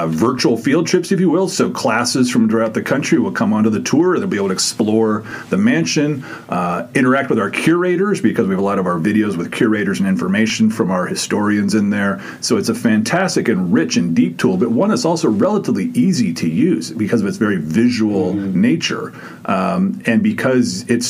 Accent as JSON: {"language": "English", "region": "California", "country": "United States", "tie": "born or raised there", "moved": "yes", "said": "I grew up in California"}